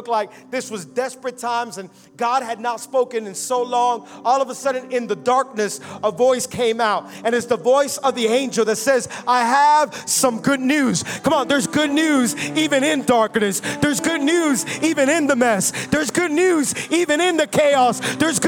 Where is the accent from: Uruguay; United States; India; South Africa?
United States; Miami, Florida; I was born and raised here in Miami